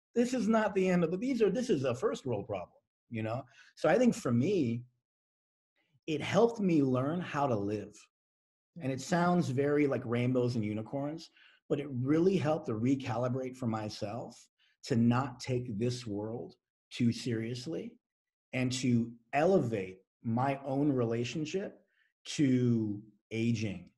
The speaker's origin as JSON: {"language": "English", "country": "United States"}